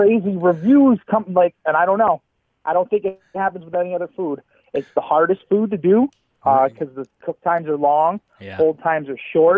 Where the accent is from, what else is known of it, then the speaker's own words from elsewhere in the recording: Syracuse, New York, United States; also born or lived in Oswego County, New York / Fayetteville, New York; I'm from the South Side. I'm so much from Syracuse